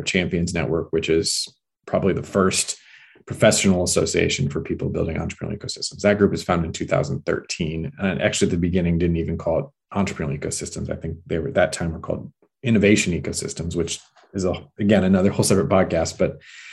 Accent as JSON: {"language": "English", "town": "Omaha", "region": "Nebraska", "country": "United States", "tie": "born or raised there", "said": "I was born in Omaha, which is the largest city in Nebraska"}